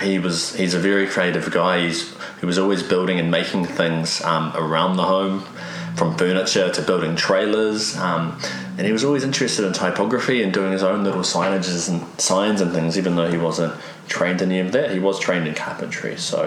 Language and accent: English; Taumarunui, Manawatū-Whanganui, New Zealand; born there; also born or lived in Gisborne / Wellington; So, on my mum's side, I'm from Whanganui. I was born in Taumara Nui, so on the top end of the river.